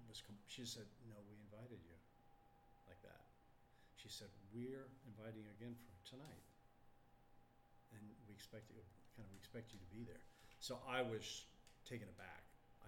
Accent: Texas, United States; What? I'm from Texas. I mean, I don't have indigenous roots.

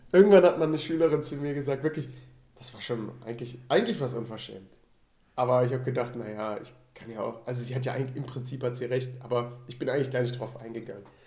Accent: Rhineland, Germany; moved away; ich komme aus dem Rheinland

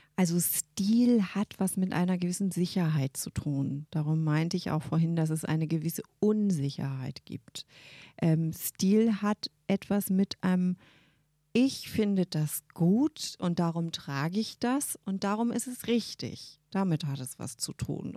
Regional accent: Berlin, Germany; also born or lived in Brighton, United Kingdom; Wir wurden als Berliner

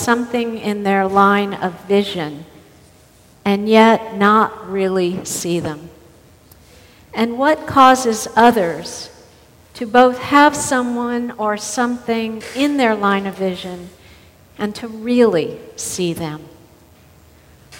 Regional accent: the South, United States; as a Southerner

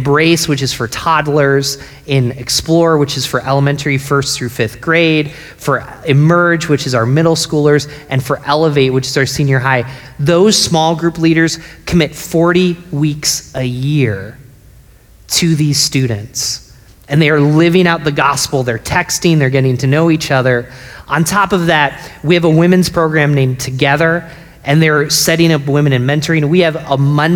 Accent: Binghamton, New York, United States; moved away; also born or lived in Philadelphia; my hometown of Binghamton

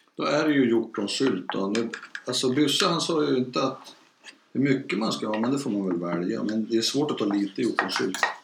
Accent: Mellansel, Västernorrland County, Sweden; Mellansel som är samma by där jag har vuxit upp, i Ångermanland

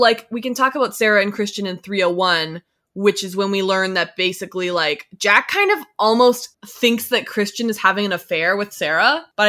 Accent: Canada; We're all Canadian here.

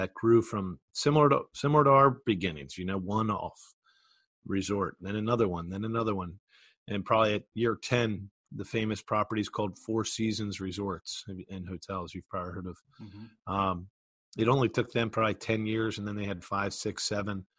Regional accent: Philadelphia, Pennsylvania, United States; I grew up in Philadelphia.

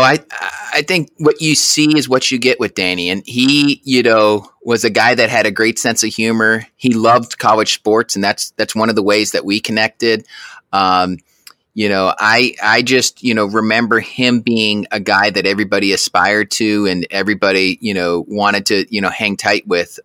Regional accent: Auburn, Alabama, United States; also born or lived in Albany, New York; I was born in Albany, New York, but moved to Auburn, Alabama at a very young age

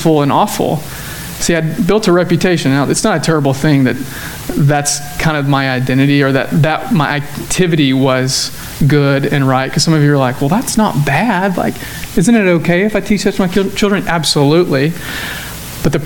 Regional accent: Cullman, Alabama, United States; moved away as an adult; also born or lived in Dallas, Texas; now in Tyler, United States; growing up in Cullman, Alabama, where chickens are the economy

